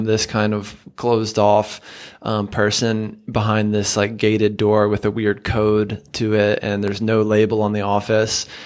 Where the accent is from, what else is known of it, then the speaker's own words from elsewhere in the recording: the South, United States; I'm from the South